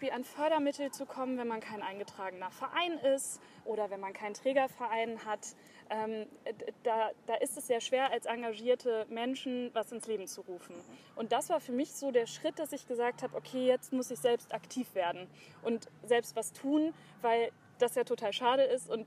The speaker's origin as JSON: {"language": "German", "town": "Hanover", "region": "Lower Saxony", "country": "Germany", "tie": "born or raised there", "said": "ich bin 28 Jahre alt, komme aus Hannover, bin hier geboren und aufgewachsen, zuerst in der Südstadt."}